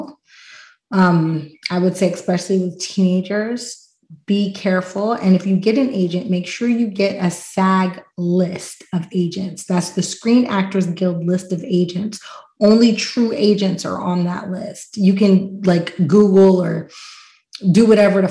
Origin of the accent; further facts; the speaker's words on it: Pittsburgh, Pennsylvania, United States; I'm from Pittsburgh.